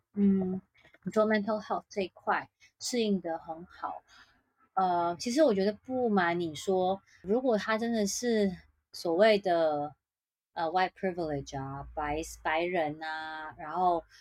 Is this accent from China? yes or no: no; Taiwan; 台湾人很热衷工作